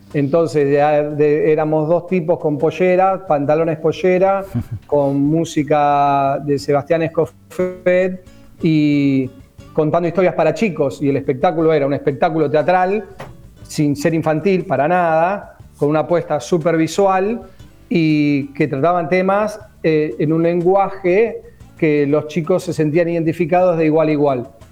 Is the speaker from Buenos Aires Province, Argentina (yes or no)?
yes; Mar del Plata, Buenos Aires Province, Argentina; yo soy marplatense